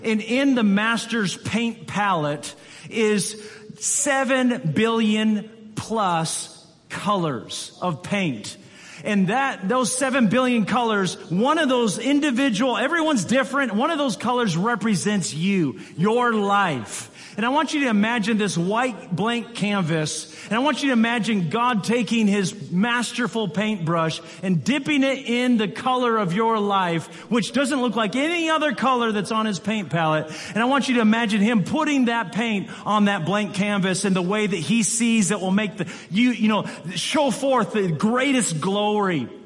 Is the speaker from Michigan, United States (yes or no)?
yes; Michigan, United States; I'm originally from West Michigan